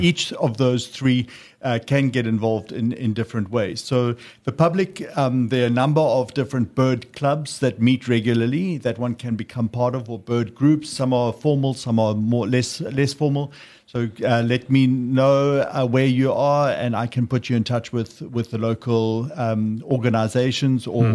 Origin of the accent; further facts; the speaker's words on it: Pietermaritzburg, KwaZulu-Natal, South Africa; moved away; also born or lived in Sedgefield; I grew up near Maritzburg, but uh, we have a guest house also in Sedgefield now